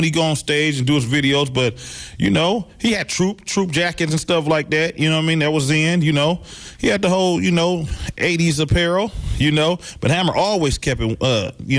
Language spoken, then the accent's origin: English; Vallejo, California, United States; my city, Vallejo, California